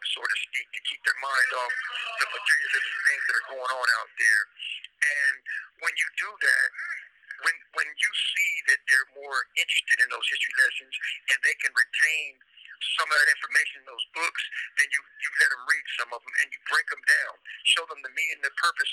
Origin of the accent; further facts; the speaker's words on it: Los Angeles, California, United States; now in Corcoran State Prison, United States; I come from Los Angeles, California, another inner city